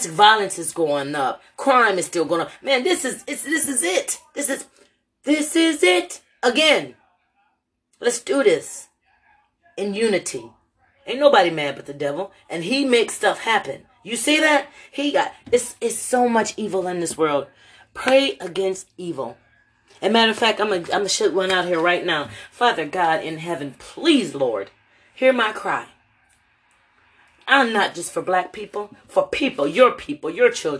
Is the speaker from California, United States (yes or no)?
no; Lorain, Ohio, United States; moved away as an adult; now in Louisville, United States; my hometown of Lorain, Ohio